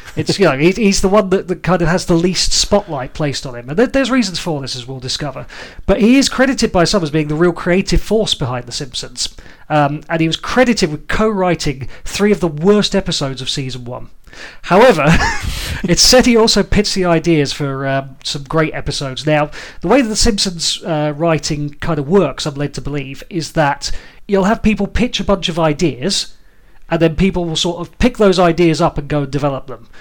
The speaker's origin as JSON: {"language": "English", "country": "United Kingdom", "said": "as British people"}